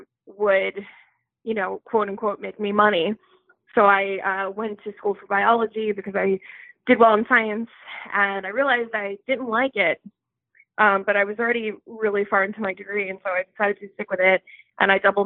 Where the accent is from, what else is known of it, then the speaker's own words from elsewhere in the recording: New York City, New York, United States; also born or lived in Bay Ridge, Brooklyn; I grew up in Bensonhurst, Brooklyn, and I moved a whole 20 minutes away to Bay Ridge, Brooklyn, and I've been living here ever since.